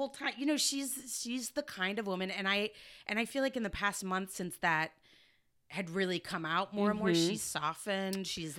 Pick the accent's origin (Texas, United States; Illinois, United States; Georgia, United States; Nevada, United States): Texas, United States; I'm from Texas.